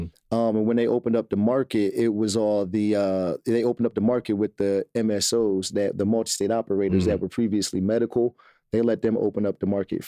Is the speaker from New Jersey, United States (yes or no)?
yes; Trenton, New Jersey, United States; moved away as an adult; also born or lived in Washington, D.C.; I grew up in Trenton, New Jersey, which is the capital